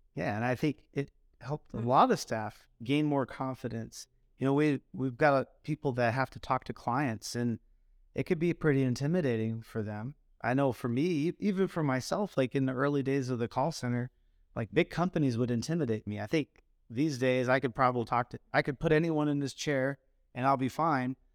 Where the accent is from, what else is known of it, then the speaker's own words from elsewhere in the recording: Phoenix, Arizona, United States; I grew up in Phoenix